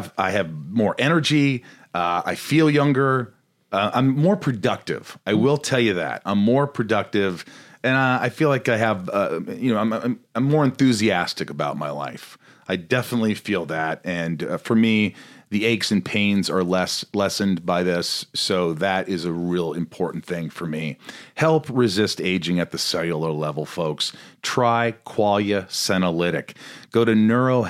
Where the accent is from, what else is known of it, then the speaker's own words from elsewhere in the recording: Indiana, United States; I grew up in Indiana, small town